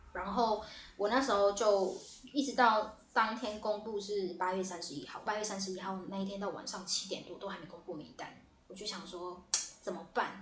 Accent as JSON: {"language": "Chinese", "region": "Taipei", "country": "Taiwan", "said": "对，台北人"}